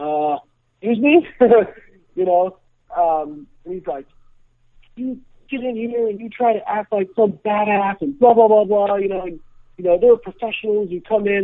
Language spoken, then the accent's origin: English; Champaign, Illinois, United States; I grew up in Champaign, Illinois.